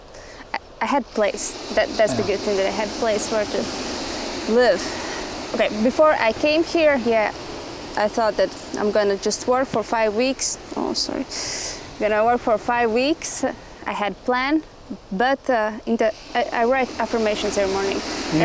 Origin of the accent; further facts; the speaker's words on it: Latvia; English is a second language; I'm from Latvia. That's in Europe. Little country in North Europe.